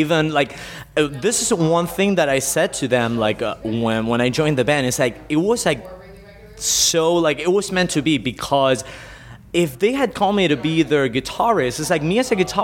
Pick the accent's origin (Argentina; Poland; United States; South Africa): Argentina; moved away; I'm originally from Argentina